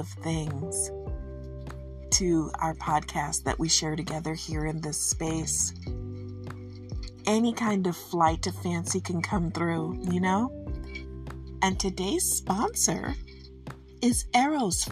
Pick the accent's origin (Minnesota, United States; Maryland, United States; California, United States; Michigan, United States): Michigan, United States; I'm from Michigan, and I'm going to say it how I say it. And that's how it is. It's a regional thing